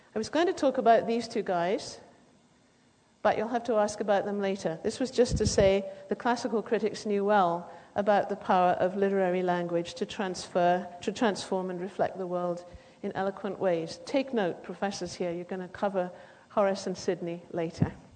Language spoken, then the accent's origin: English; United Kingdom; as you can probably hear, I come from Britain